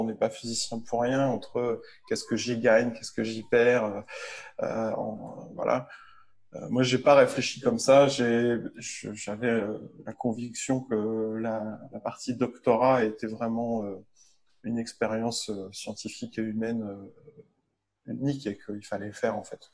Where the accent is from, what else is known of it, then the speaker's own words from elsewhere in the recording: Lille, Hauts-de-France, France; moved away; also born or lived in Paris; je suis lillois